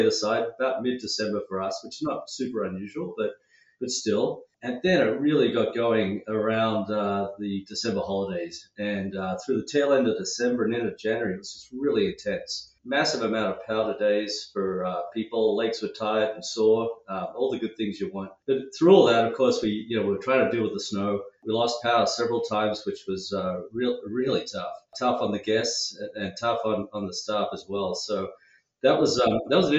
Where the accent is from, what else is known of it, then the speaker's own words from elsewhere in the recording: Sydney, New South Wales, Australia; now in Washington, United States; The accent gives it away. yeah, so I grew up in Sydney